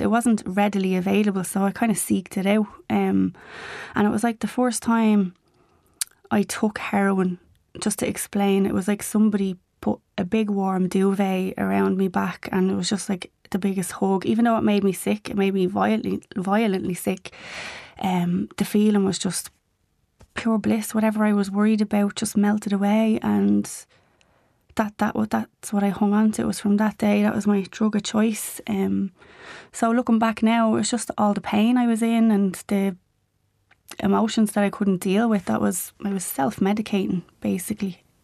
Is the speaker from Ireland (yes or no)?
yes; Dublin, Leinster, Ireland; memories of growing up in Ballymun